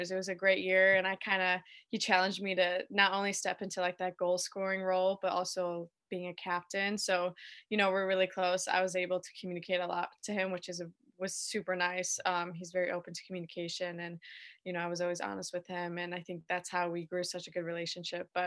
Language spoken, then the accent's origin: English; Naperville, Illinois, United States; Yeah, so I grew up in Naperville, Illinois, right outside of Chicago.